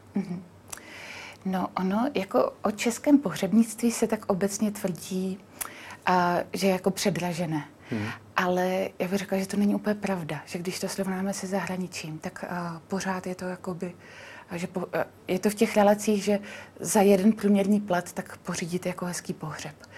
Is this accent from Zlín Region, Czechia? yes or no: no; Znojmo, South Moravian Region, Czechia; já jsem taky ze Znojma